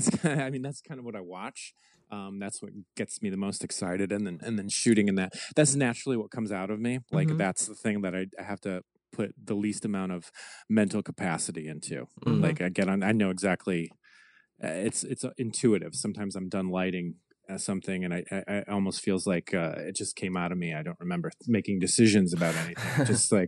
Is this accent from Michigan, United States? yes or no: yes; Michigan, United States; moved away as an adult; now in Los Angeles, United States; Well, I moved out to Los Angeles from Michigan in 2003.